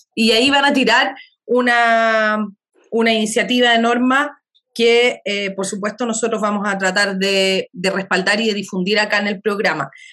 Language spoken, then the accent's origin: Spanish; Chile; como una chilena decente